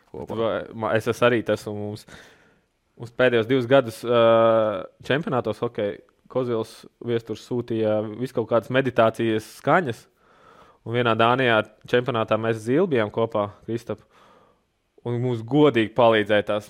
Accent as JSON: {"language": "Latvian", "country": "Latvia", "said": "mums latviešiem ir vienmēr tā gaļa un kartupeļi"}